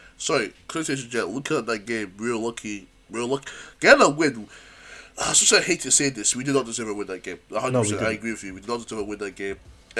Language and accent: English; Scotland, United Kingdom; we're both from Scotland